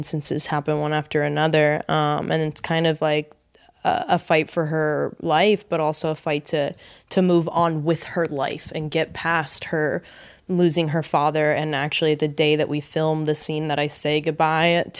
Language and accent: English; Los Angeles, California, United States; born or raised there; also born or lived in Miami, Florida, United States